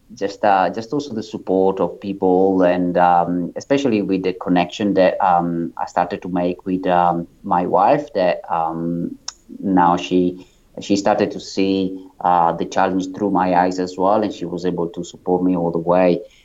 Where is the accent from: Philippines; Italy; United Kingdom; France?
Italy; moved away as an adult; now in Sydney, Australia; as you can probably tell from my accent, I'm um, I'm not um, from Australia. I'm originally from Italy, and I moved to Australia in 2008